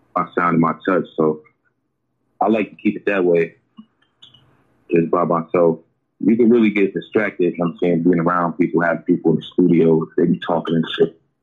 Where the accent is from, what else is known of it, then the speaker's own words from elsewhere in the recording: Oakland, California, United States; I'm from Oakland